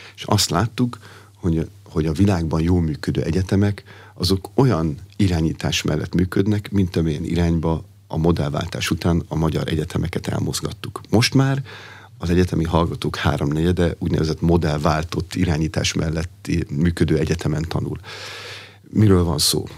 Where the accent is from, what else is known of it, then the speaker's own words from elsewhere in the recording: Pomáz, Pest, Hungary; Pomázon, ahol felnőttem